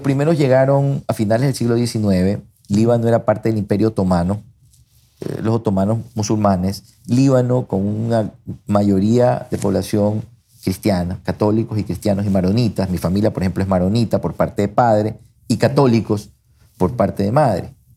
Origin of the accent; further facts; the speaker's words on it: Guayaquil, Guayas, Ecuador; accent: guayaco; yo soy guayaco, me siento guayaco, nací en Guayaquil, adoro Guayaquil, no me veo viviendo en otra ciudad que no sea Guayaquil. Me encanta Guayaquil, mis amigos están aquí, hablo como guayaco